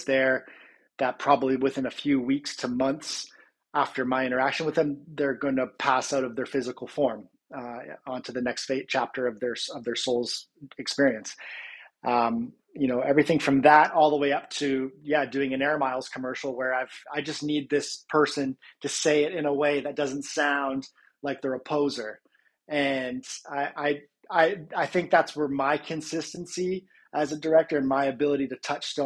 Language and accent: English; Georgetown, Ontario, Canada; also born or lived in Toronto; it all started from Georgetown, Ontario